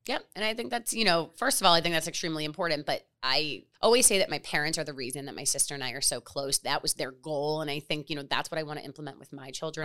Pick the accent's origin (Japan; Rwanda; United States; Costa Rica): United States; Miami, Florida; also born or lived in Fort Lauderdale / New York; I'm born and raised in Miami. I went to high school in Fort Lauderdale